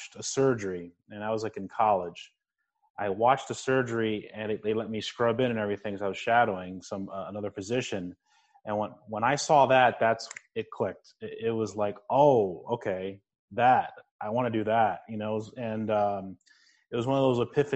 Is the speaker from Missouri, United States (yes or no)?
no; New Jersey, United States; I grew up in New Jersey. I was a first-generation Cuban-American.